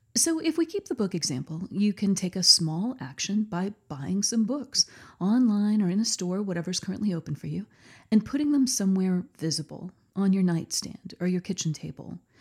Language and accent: English; Texas, United States; here in my home state of Texas